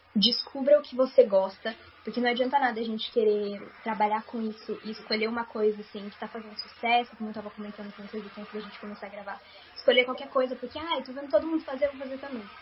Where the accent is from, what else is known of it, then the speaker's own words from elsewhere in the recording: interior of São Paulo, Brazil; also born or lived in Sorocaba; Mas aqui em Sorocaba, por exemplo, que é onde eu moro, eu sou do interior de São Paulo